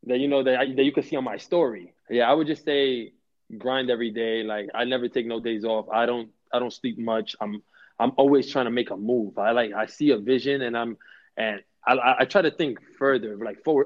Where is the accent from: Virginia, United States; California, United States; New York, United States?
New York, United States; New York City; I'm born and raised in New York. I'm like the city boy, city boy, city boy